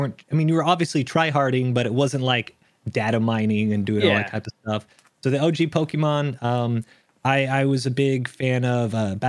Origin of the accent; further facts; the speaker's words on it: Texas, United States; accent: international American accent; Kind of all over the world. Yeah. I say I kind of grew up in Texas. A lot of people know, you know, I say y'all. I don't have the thickest of accent.